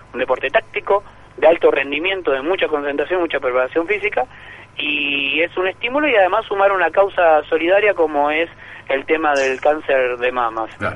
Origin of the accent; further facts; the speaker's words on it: Buenos Aires Province, Argentina; En mi caso no soy porteño, soy bonaerense